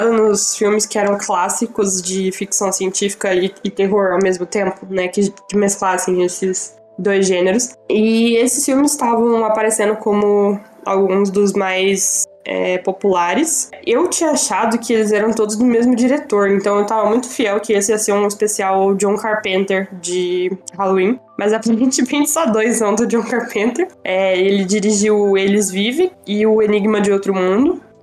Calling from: São Paulo, Brazil; tenho 21 anos, eu falo de São Paulo

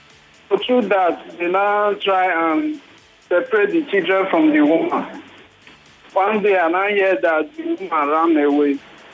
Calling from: Ikeja, Lagos, Nigeria; calling from Ikeja.

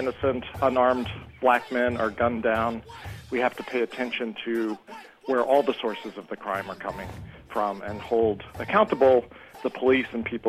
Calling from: Granville, Ohio, United States; I'm calling from Granville, Ohio.

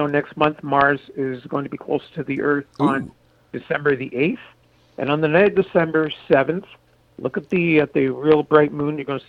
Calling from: South Mountain, Ontario, Canada; Yeah, I live in South Mountain, Ontario, and that's about 30 miles south of Ottawa.

